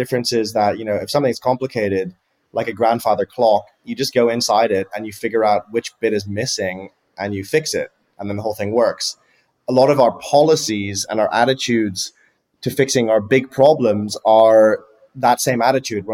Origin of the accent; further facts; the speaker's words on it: near Frankfurt, Hesse, Germany; So I grew up in near Frankfurt in Germany